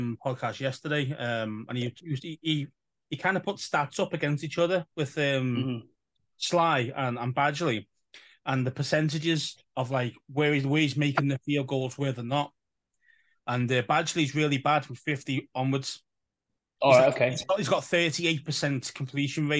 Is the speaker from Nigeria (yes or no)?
no; England, United Kingdom; we're from an English side of things.